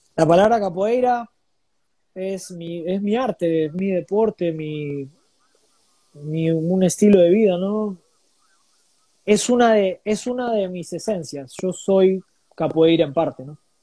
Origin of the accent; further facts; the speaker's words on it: Buenos Aires, Argentina; moved away as an adult; now in Lima, Peru; estoy orgulloso de haber nacido en esa latitud del globo